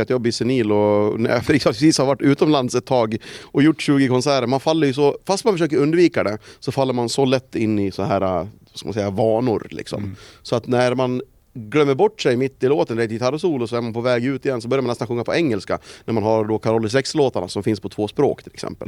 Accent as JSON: {"language": "Swedish", "country": "Sweden", "said": "vad vi är vana vid hemma i Sverige"}